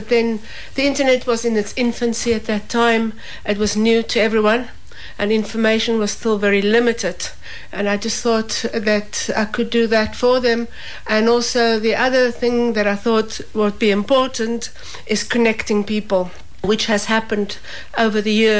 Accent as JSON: {"language": "English", "country": "South Africa", "moved": "yes", "lives_now": "Millstreet, Ireland", "said": "I'm originally from South Africa"}